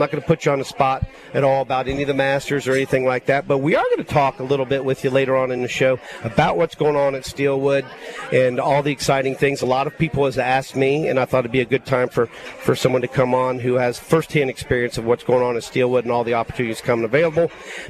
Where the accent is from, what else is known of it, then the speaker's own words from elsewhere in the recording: Columbus, Ohio, United States; now in Mobile, United States; I grew up in Columbus, Ohio